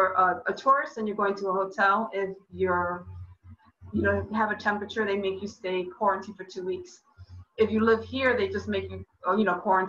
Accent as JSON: {"language": "English", "region": "New York", "country": "United States", "said": "Yeah, well, I'm a New Yorker, so I know."}